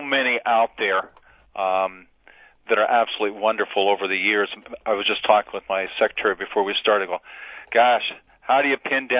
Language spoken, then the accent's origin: English; Arizona, United States; I grew up in the West and in desert area in Arizona